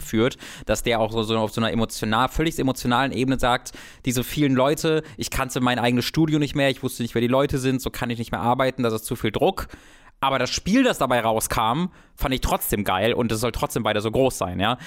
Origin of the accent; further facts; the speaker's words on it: a village near Kevelaer, North Rhine-Westphalia, Germany; Kevela, ein Wallfahrtsort, also der ist in der Nähe von meinem Heimatdorf